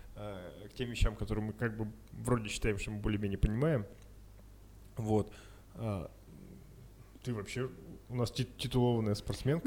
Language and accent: Russian; Yekaterinburg, Sverdlovsk Oblast, Russia; мы из Екатеринбурга